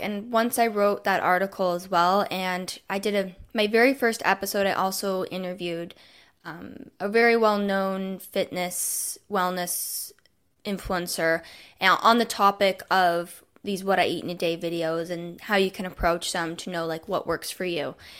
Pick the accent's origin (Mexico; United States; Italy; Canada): Canada; Toronto, Ontario; I'm from Toronto, Canada